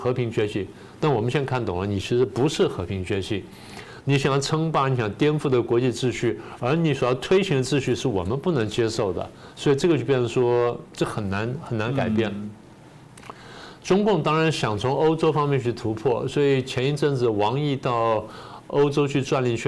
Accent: United States; 那最有名的世卫组织这些呢，我们美国人觉得说你的渗透而且在不公平的修改游戏规则

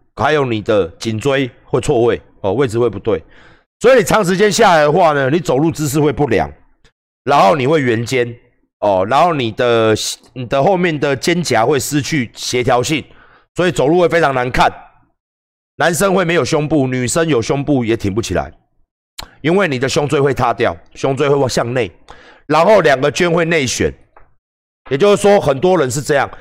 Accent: Taiwan; 我台湾人啊

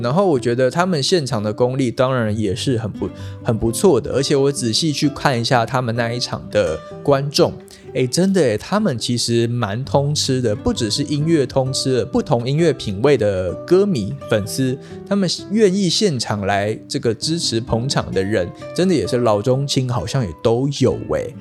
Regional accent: Taiwan; 跟真正我们台湾郎啊

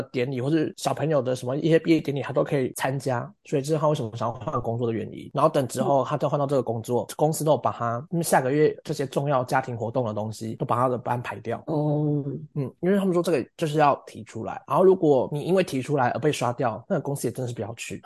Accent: Taiwan; moved away as an adult; now in London, United Kingdom; 我二十六岁来自台湾，然后我是一个剧场实践者

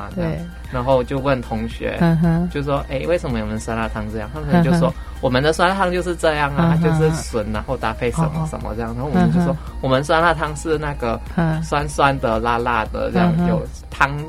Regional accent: Malaysia; now in Taiwan; 对，现在我跟一个台湾的不认识的人去说话，他会以为说，他就以为我是台湾人这样。哦，我就说我是马来西亚。

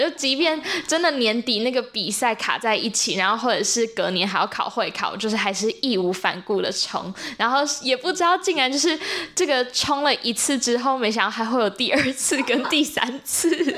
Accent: Zhushan, Nantou County, Taiwan; 我来自南投竹山， 然后我现在是高三

